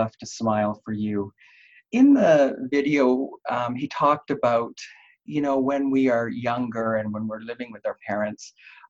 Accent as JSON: {"language": "English", "town": "Halifax", "region": "Nova Scotia", "country": "Canada", "tie": "born or raised there", "also_born_or_lived": "Vancouver, British Columbia", "moved": "yes", "lives_now": "Saskatchewan, Canada", "said": "I grew up in Halifax, so that would be on the East Coast."}